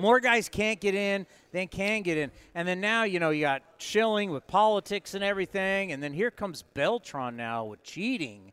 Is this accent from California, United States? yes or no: yes; San Diego, California, United States; I grew up here in San Diego